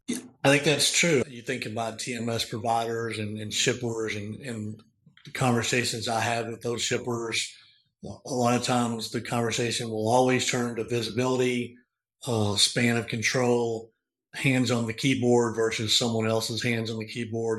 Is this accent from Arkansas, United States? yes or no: yes; Northeast Arkansas, United States; I grew up in a small farming community in Northeast Arkansas.